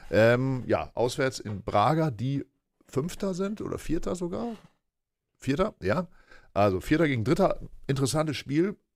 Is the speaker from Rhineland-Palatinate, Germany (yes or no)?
no; Aurich, Lower Saxony, Germany; meiner Heimatstadt Fußball gespielt.